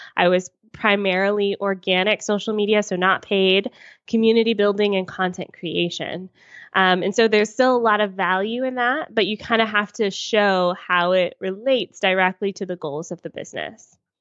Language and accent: English; United States; moved away as an adult; also born or lived in Atlanta, United States; now in Toronto, Canada; I'm American and I lived in Atlanta at the time